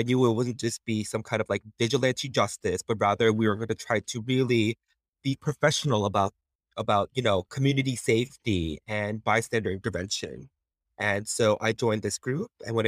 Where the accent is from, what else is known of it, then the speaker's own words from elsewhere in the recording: Flushing, New York, United States; Growing up, I lived all over New York, but Flushing was where I considered my place of origin, truly, where I really came to see as my hometown.